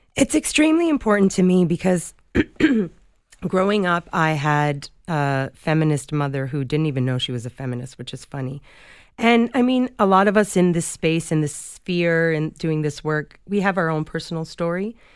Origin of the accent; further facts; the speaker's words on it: Toronto, Ontario, Canada; Toronto's my hometown